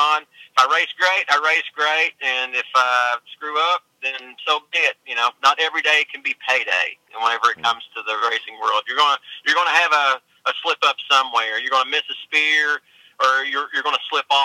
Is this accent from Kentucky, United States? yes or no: yes; Elkhorn City, Kentucky, United States; moved away as an adult; now in Pennsylvania, United States; originally I'm from a little town in eastern Kentucky called Elkhorn City